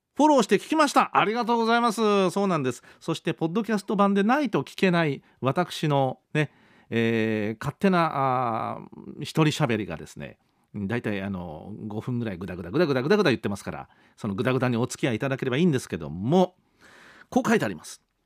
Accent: Kyushu, Japan; also born or lived in Tokyo; 私九州にずっといましたからで学生時代に東京に上京して、えー、また戻ったり

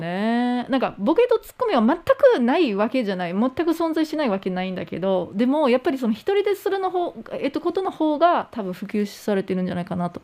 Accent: United States; moved away; 自分の母国もアメリカ

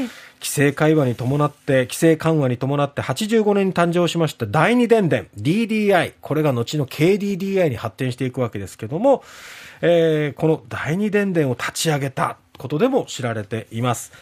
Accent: Satsuma, Kagoshima, Japan; 私の実家のある薩摩町

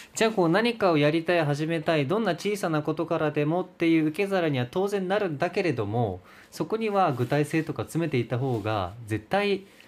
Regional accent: Oita, Japan; now in Fukuoka, Japan; 僕も地元が大分で

